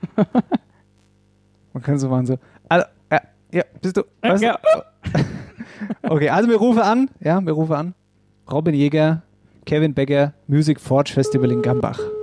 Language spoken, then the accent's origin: German; Wetterau, Hesse, Germany; bei uns in der Wetterau